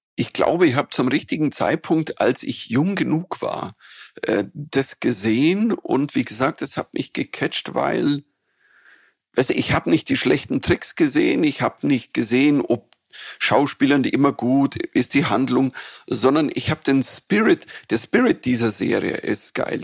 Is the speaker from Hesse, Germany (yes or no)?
no; Bavaria, Germany; accent: Bavarian